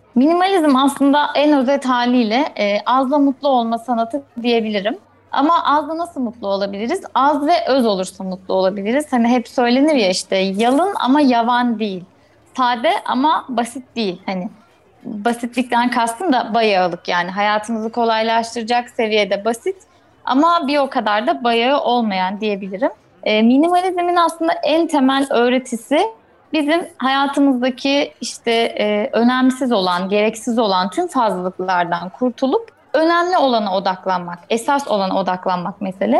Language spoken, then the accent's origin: Turkish; Eskişehir, Turkey; moved away as an adult; Biz en son geçen sene işte bu zamanlar memleketimize taşındık Eskişehir'e